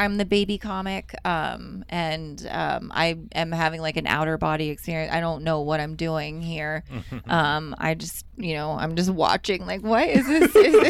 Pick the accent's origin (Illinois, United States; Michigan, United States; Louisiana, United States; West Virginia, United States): West Virginia, United States; now in Tacoma, United States; I'm originally from West Virginia, which is a hard state to rep. So I do like to tell people that I'm from Maryland.